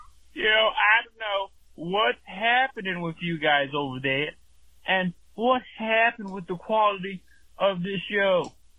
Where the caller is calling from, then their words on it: Utah, United States; I'm calling from the Pussy's Creek in Utah.